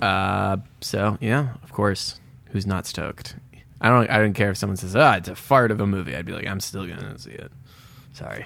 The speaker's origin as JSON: {"language": "English", "country": "United States", "said": "as an American"}